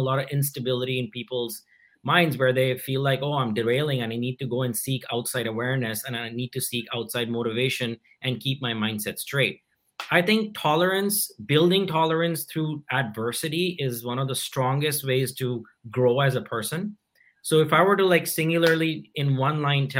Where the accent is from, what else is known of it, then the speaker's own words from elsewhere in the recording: India; I grew up in India